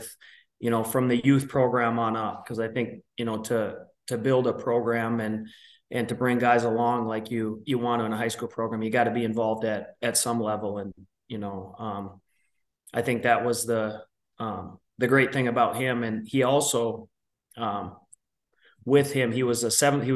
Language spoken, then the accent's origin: English; Minneapolis, Minnesota, United States; I grew up in Minnesota, especially in the Twin Cities